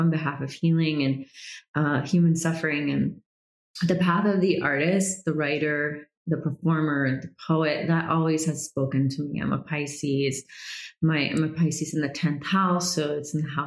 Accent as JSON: {"language": "English", "country": "United States", "tie": "born or raised there", "also_born_or_lived": "Georgia, United States / Florida, United States / Brazil", "said": "growing up in Georgia and Florida"}